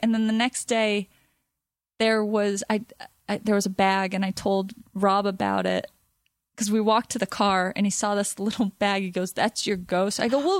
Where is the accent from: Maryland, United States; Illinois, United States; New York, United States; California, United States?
California, United States; Topanga; I'm from Topanga